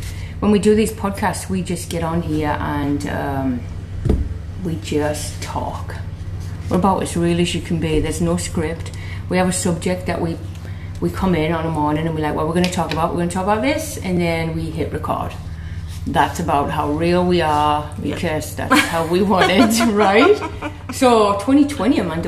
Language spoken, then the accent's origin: English; England, United Kingdom; moved away